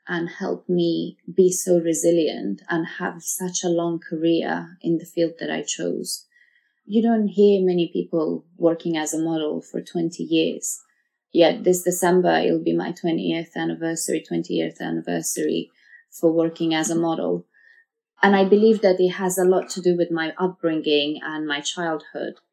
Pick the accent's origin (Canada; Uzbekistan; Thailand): Uzbekistan; born there; So I was born in Russia, Uzbekistan to be precise, but at that time it was part of the USSR and counted as Russia. And um, then we tried to go back to Afghanistan.